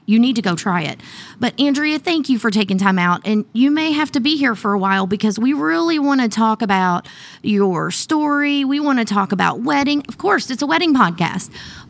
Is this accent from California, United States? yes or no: no; Southern Indiana, United States; my hometown of Southern Indiana.